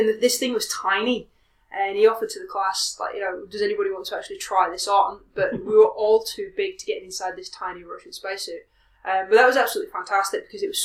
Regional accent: Leeds, Yorkshire and the Humber, United Kingdom; moved away as an adult; also born or lived in Manchester; now in Australia; I grew up in Leeds in the north of England

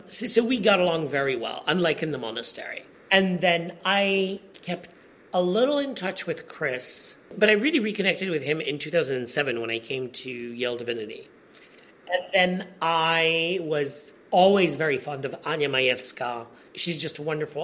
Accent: Poland; also born or lived in Bishop's Stortford, United Kingdom; my high school in my hometown

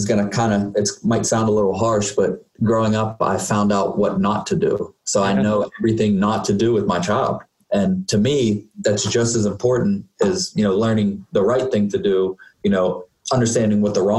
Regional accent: Uniontown, Pennsylvania, United States; So, I grew up in Uniontown, Pennsylvania. It's okay. A small town in Fayette County, about 40 miles south of Pittsburgh.

